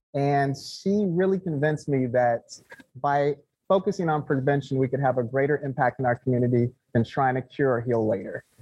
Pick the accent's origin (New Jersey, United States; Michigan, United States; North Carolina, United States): Michigan, United States; Detroit; also born or lived in Anaheim, California; grew up in um, Metro Detroit, but I was born in Southern California. Anaheim